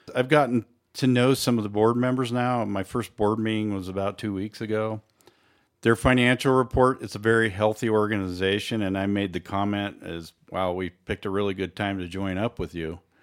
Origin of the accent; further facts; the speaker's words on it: Colorado, United States; I was born and raised on a ranch in the southern end of the valley